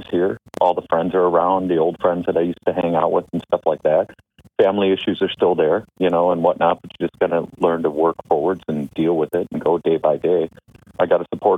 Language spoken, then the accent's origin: English; Grafton, Wisconsin, United States; I'm from Grafton, Wisconsin, just above Milwaukee